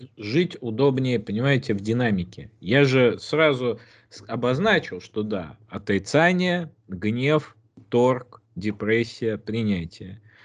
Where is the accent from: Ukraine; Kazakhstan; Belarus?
Belarus; мы, белорусы, мирные люди.